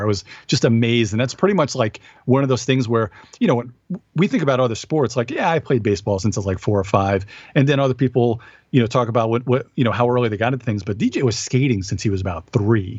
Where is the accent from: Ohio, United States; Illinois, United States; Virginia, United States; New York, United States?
New York, United States; Long Island; moved away; I'm from Long Island